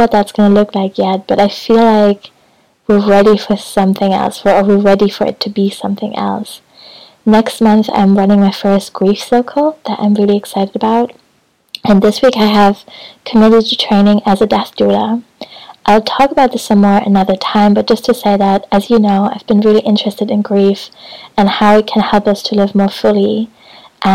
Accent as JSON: {"language": "English", "region": "Hamburg", "country": "Germany", "tie": "born or raised there", "also_born_or_lived": "Brighton", "moved": "yes", "lives_now": "Scotland", "said": "Hamburg, which is my hometown"}